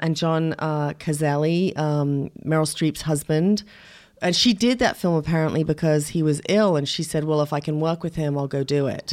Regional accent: England, United Kingdom; moved away; also born or lived in Shamokin, Pennsylvania; I was brought up mostly in England, but my father was Ukrainian American

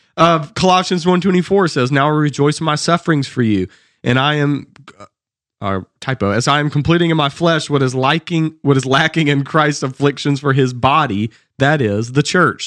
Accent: the South, United States; accent: Southern

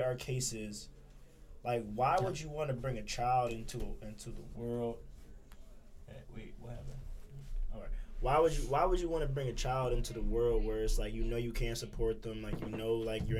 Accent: Philadelphia, Pennsylvania, United States; I was from Philly

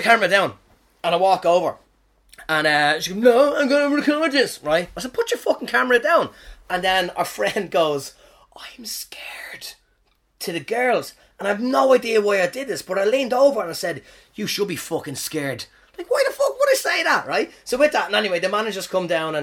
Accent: Ireland; moved away as an adult; now in New Zealand; I'm from Ireland

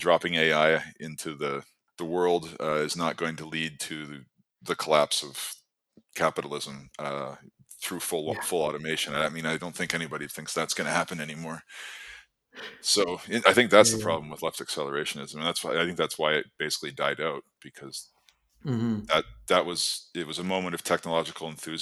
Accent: Canada; moved away as an adult; now in Ireland; I'm Canadian, but I moved to Ireland last year for work.

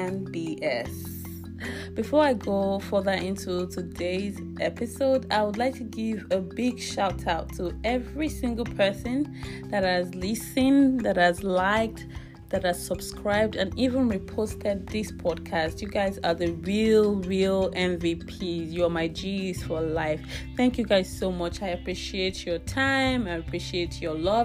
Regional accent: Nigeria; now in British Columbia, Canada; I'm from Nigeria, but I currently live in British Columbia, Canada.

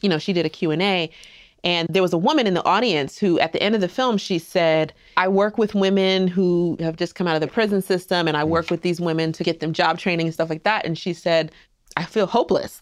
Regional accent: United States; also born or lived in New Jersey / Queens, New York; I'm I'm from the East Coast. I grew up in New Jersey and New York, Queens, New York, not Harlem

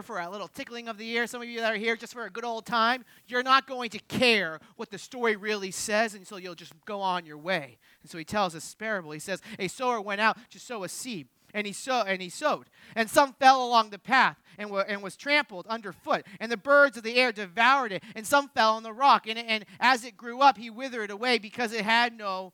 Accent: Jersey Shore, New Jersey, United States; we're from the Jersey Shore

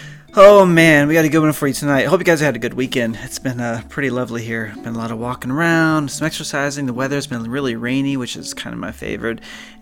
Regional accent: Florida, United States; also born or lived in northeast New York; now in New York, United States; But I'm from Florida originally, and for me, I've had plenty of heat and plenty of summer to last me pretty much a lifetime. I'll take my northeast New York seasons and of winter and fall and spring.

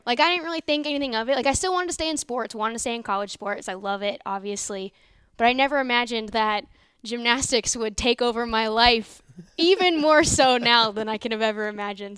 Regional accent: Northern Virginia, United States; moved away as an adult; also born or lived in Iowa; now in Norman, United States; not from Iowa, from Northern Virginia, uh, D C area.

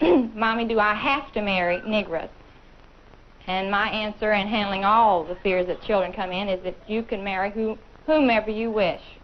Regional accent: Kentucky, United States; I come from Kentucky

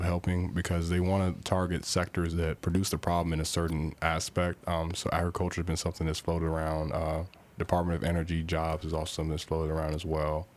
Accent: Louisville, Kentucky, United States; also born or lived in Indianapolis, Indiana; I was born in Indianapolis, and I moved down to Louisville when I was relatively young and was raised in the area

